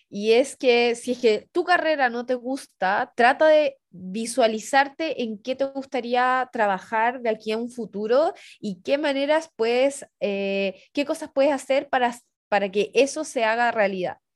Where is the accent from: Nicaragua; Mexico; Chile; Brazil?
Chile; La Serena, Coquimbo; poder llegar desde una región como yo, que soy … de la Serena